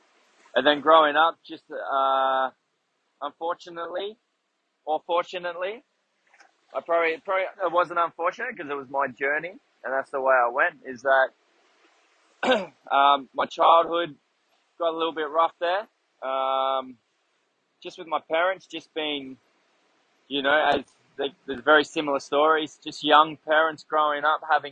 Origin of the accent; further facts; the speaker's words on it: King Island, Tasmania, Australia; also born or lived in Hobart, Tasmania; I was born in Tasmania, so I'm a Taswegian, way down there, down in Hobart. And then at the ripe age of 2, I moved to the family, decided to buy a farm on King Island